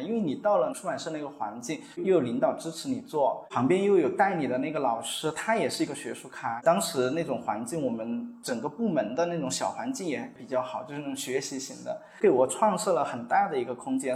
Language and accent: Chinese; Chongqing, China; 这里是我家乡嘛